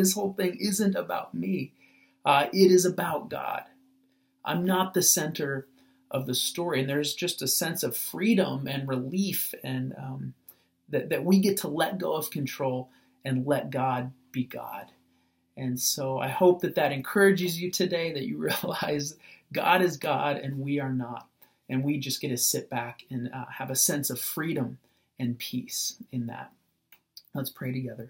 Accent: United States; As American Christians

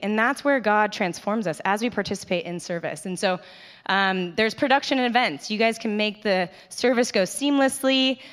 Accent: Carlsbad, California, United States; I grew up in Carlsbad. I'm, grew up right down the street, grew up in this church.

